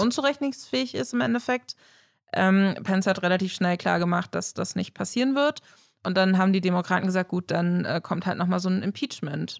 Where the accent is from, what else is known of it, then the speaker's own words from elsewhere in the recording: Germany; eine klassische Deutsche